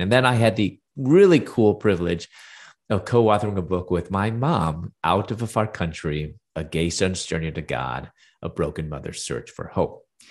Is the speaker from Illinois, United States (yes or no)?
yes; Chicago, Illinois, United States; moved away as an adult; also born or lived in Louisville, Kentucky / Atlanta; I'm from Chicago, and I moved to Louisville, Kentucky